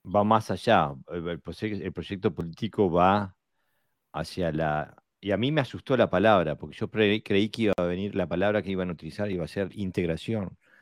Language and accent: Spanish; Montevideo, Uruguay; Montevideo, mi ciudad natal